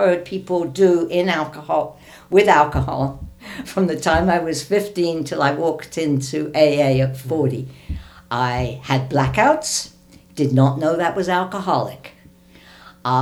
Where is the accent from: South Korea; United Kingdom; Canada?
United Kingdom; London; now in United States; I wasn't brought up in America. I was brought up in Britain